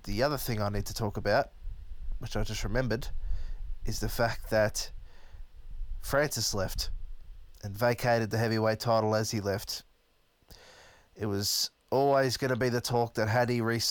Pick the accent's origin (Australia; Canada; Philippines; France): Australia; Melbourne, Victoria; I'm from Melbourne